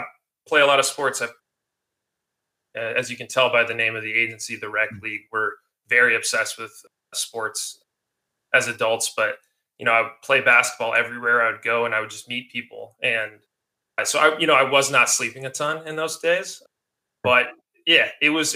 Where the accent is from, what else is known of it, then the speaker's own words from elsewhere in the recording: Denver, Colorado, United States; moved away; also born or lived in Oregon / Portland / San Francisco / Los Angeles; I'm from Denver originally